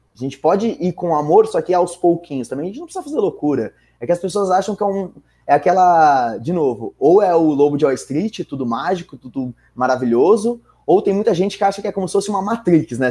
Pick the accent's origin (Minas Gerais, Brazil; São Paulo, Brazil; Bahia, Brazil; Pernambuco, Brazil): São Paulo, Brazil; São Bernardo do Campo; moved away as an adult; now in São Paulo, Brazil; eu sou de São Bernardo, nascido e crescido em São Bernardo a vida inteira. Dá para perceber pelo R